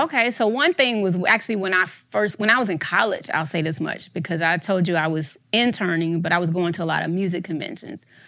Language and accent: English; Atlanta, Georgia, United States; growing up in Southwest Atlanta, we ain't have a lot